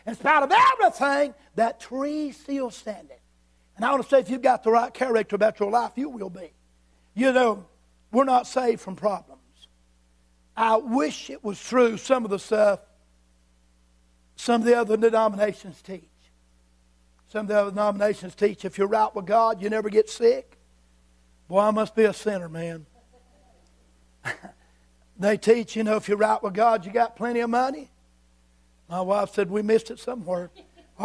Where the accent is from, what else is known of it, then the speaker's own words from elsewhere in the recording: Yadkin River, North Carolina, United States; I was raised on the Aiken River.